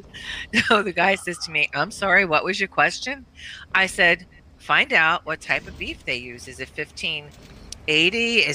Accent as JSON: {"language": "English", "region": "Pennsylvania", "country": "United States", "said": "But I said, okay, so you're from New York and I'm from Pennsylvania."}